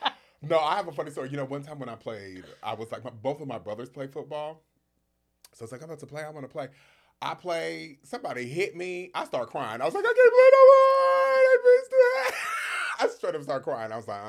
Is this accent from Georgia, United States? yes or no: yes; Atlanta, Georgia, United States; moved away as an adult; also born or lived in Southern California; now in Oakland, United States; I was born actually in Southern California, moved to Atlanta when I was 12. So that would have been 94.